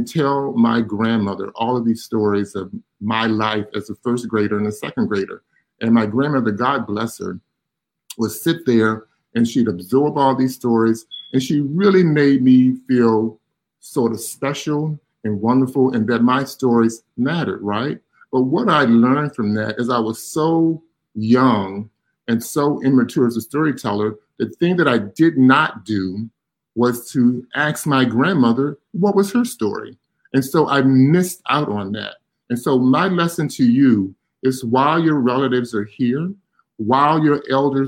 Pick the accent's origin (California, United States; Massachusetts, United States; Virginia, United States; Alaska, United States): Virginia, United States; now in Pittsburgh, United States; I grew up in Virginia